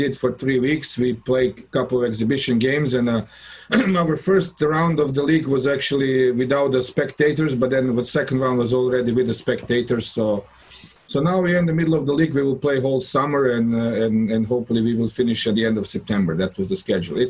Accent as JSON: {"language": "English", "town": "Karlovac", "region": "Karlovac County", "country": "Croatia", "tie": "born or raised there", "said": "the Karlovac, my hometown team"}